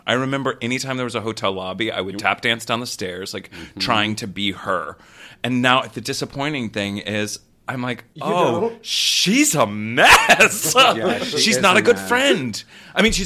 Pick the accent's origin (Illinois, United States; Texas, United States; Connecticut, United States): Texas, United States; I was raised in Texas on a river